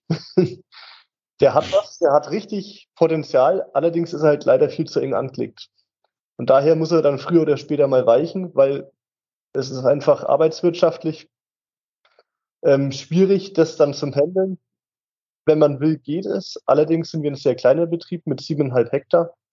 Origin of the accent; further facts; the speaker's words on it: Bavaria, Germany; born there; Ja, ganz gebürtig bin ich theoretisch eigentlich aus dem Norden von Bayern, aus dem Fichtelgebirge in Oberfranken. Zwischen Hof und Bayreuth ist das kleine Fichtelgebirge